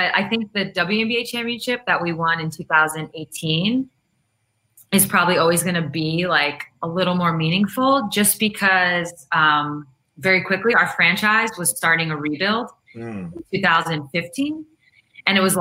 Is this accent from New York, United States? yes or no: yes; Long Island, Queens, New York, United States; also born or lived in Russia; I went to school in Queens. I was, you know, from Long Island